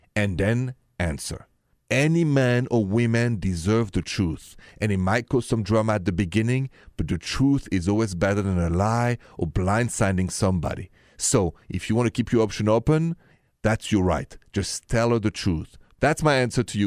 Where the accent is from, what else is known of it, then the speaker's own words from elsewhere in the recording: Paris, Île-de-France, France; accent: thick French; English is a second language; moved away; Paris, France, where I and my thick accent are from